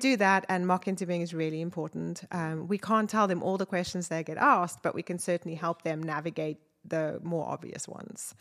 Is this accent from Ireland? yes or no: no; South Africa; moved away as an adult; also born or lived in Wakefield, United Kingdom; now in Northwest Arkansas, United States; I was born in South Africa and my dad was British, so I had a British passport